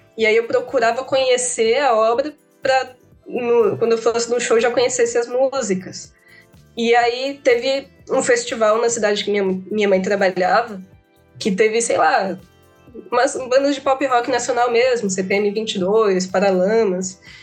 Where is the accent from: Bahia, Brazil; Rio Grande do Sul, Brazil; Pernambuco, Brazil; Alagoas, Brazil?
Alagoas, Brazil; Maceió; eu sou de Maceió